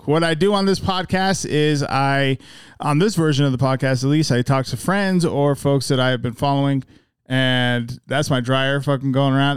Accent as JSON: {"language": "English", "town": "Magna", "region": "Utah", "country": "United States", "said": "we're both from Magna."}